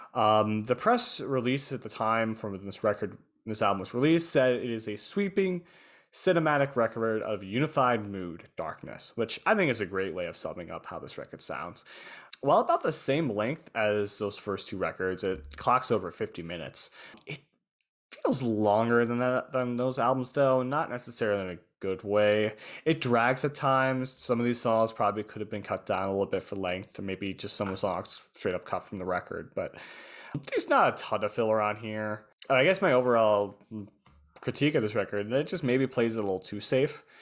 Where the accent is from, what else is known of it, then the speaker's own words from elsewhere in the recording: United States; I'm American